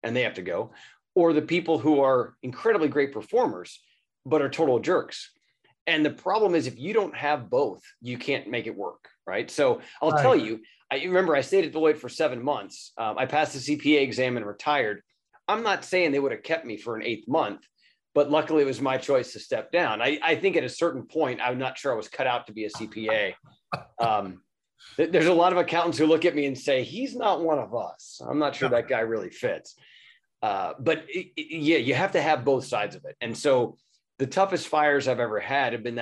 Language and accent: English; Cleveland, Ohio, United States; I grew up in Cleveland, Ohio, and I did an internship there